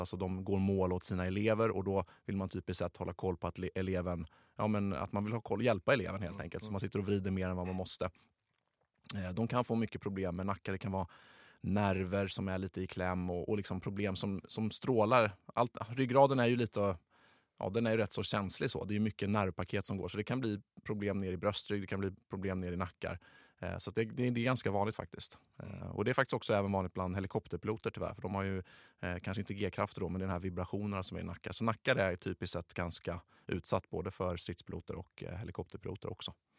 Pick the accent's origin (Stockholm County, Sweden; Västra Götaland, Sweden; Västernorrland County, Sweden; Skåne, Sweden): Skåne, Sweden; accent: Scanian (skånska); ursäkta min, min skånska